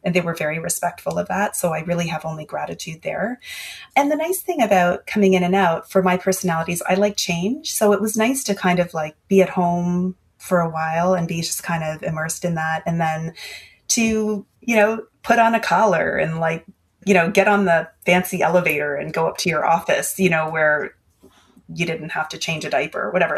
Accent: Canada; also born or lived in Asia; I was born in Asia and my father passed away when we were all very, very young. And so my mom was widowed at 35 and she had three kids. And then she came over to Canada

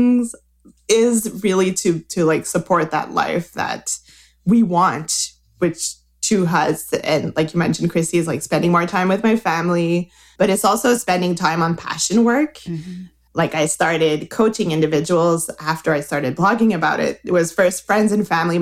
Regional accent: Quebec, Canada; English is a second language; As you can hear, I'm from Quebec. I'm trying not to roll my R too much, but I'm from Quebec

